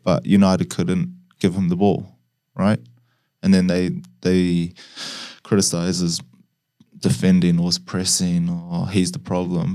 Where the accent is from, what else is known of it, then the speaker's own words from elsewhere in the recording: New Zealand; I was growing up in New Zealand